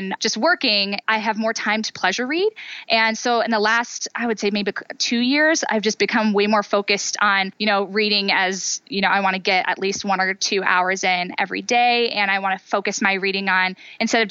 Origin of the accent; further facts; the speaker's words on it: Northeast Ohio, United States; also born or lived in San Francisco; I grew up in Northeast Ohio area